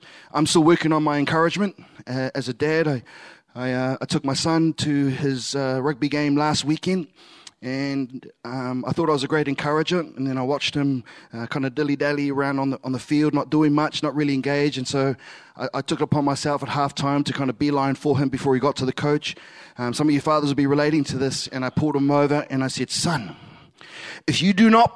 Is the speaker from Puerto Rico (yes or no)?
no; Samoa; first language Samoan; English is a second language; in my mother tongue, I'm Samoan.